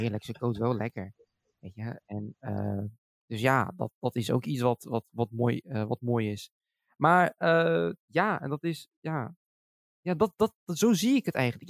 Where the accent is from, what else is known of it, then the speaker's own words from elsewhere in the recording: Schiedam, South Holland, Netherlands; mijn geboortestad Schiedam.